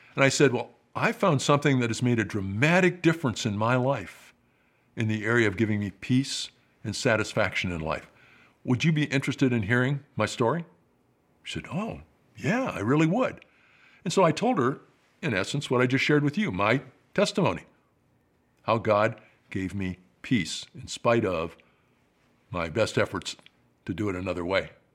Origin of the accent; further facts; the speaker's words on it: Rockford, Illinois, United States; moved away as an adult; That's my hometown